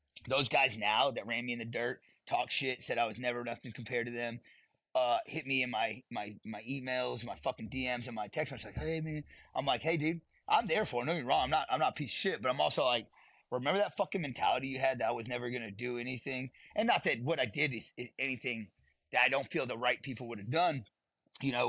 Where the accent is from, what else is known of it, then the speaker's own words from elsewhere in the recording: Southeast Texas, United States; moved away as an adult; I grew up in Southeast Texas